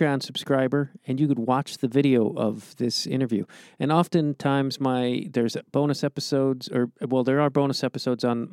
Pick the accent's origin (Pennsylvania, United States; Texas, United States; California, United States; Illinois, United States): Illinois, United States; Chicago; now in Los Angeles, United States; I'm outside Los Angeles, but I grew up in Chicago